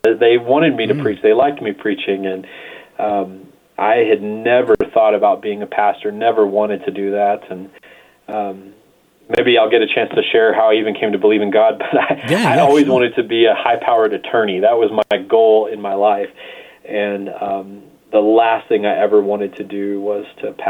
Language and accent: English; the Bible Belt, United States; And I grew up more in the Bible Belt where there are large churches on every corner in the United States